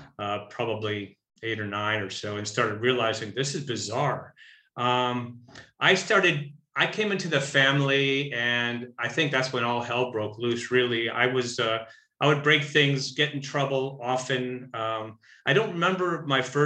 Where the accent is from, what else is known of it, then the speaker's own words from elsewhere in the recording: Buffalo Grove, Illinois, United States; I was born in Buffalo Grove, Illinois, which is was a little farm town just outside of Chicago, about 40 miles